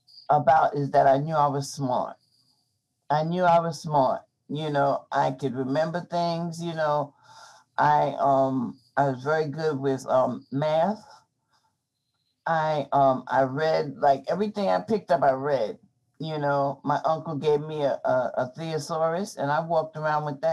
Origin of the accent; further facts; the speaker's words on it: New York City, New York, United States; I grew up in Brooklyn at that time